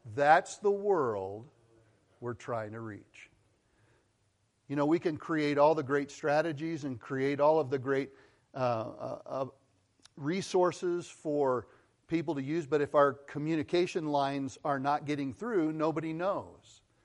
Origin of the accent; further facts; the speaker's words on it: Colorado, United States; moved away as an adult; also born or lived in Missouri / California; I grew up in Colorado.